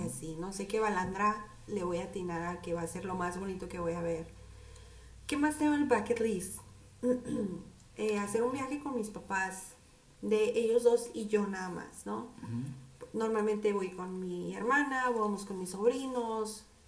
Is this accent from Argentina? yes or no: no; Nogales, Sonora, Mexico; así hablamos aquí, creen que estamos enojados, somos muy golpeados